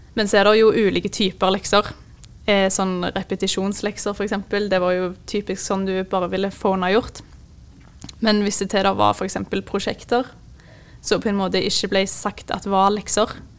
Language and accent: Norwegian; Jørpeland, Rogaland, Norway; jeg er fra en liten by som heter Jørpeland, som ligger rett utenfor Stavanger.